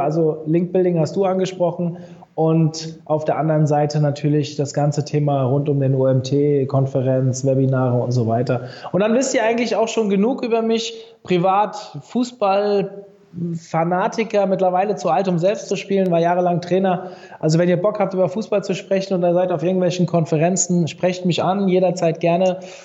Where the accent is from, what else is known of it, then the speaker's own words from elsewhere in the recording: Frankfurt, Hesse, Germany; Ich war früher natürlich als Frankfurter oder Umkreis Frankfurter Eintracht-Fan